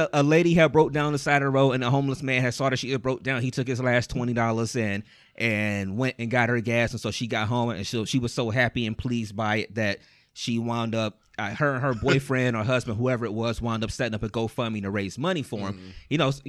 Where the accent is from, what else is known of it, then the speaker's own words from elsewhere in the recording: Ohio, United States; And I'm like, because I'm from Ohio.